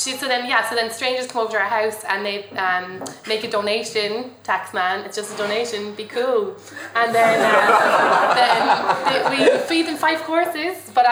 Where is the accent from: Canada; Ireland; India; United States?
Ireland; I'm Irish.